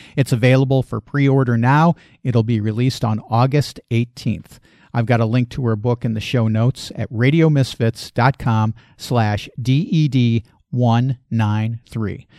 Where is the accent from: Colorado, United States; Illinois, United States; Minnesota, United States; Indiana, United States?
Illinois, United States; Chicago; growing up in Chicago